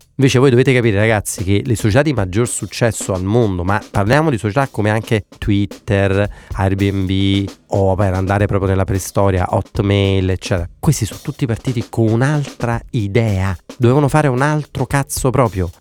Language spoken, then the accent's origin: Italian; Naples, Campania, Italy; sono di Napoli